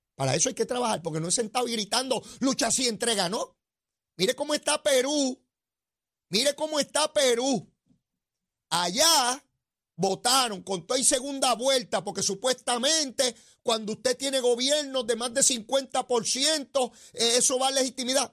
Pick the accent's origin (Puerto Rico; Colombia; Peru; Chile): Puerto Rico; nuestro pueblo de Puerto Rico